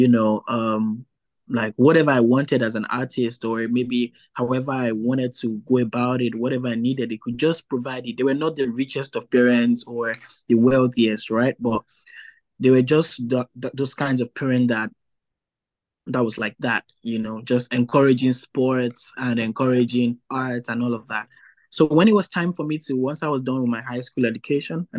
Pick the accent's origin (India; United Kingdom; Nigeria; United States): Nigeria; moved away as an adult; now in New Brunswick, Canada; I'm originally from Nigeria.